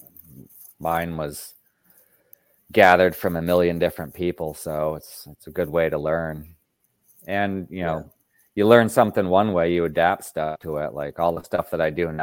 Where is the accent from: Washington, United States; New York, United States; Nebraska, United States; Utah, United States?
New York, United States; Rome; now in Maine, United States; 20 minutes from where I grew up in Rome